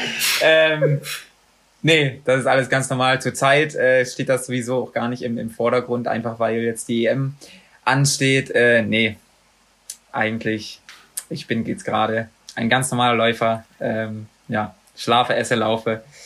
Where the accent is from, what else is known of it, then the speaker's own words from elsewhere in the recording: Magdeburg, Saxony-Anhalt, Germany; moved away; also born or lived in Bochum; in Magdeburg, in meiner Heimatstadt